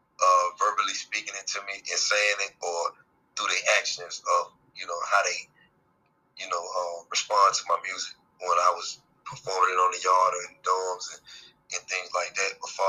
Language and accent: English; Charlotte, North Carolina, United States; Born and raised in Charlotte, West Side, Tennessee, for sure.